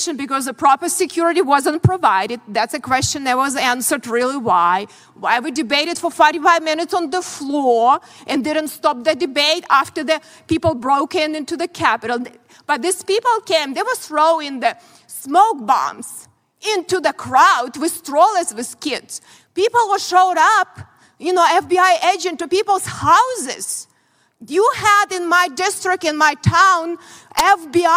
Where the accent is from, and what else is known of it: Ukraine; born or raised there; moved away as an adult; now in United States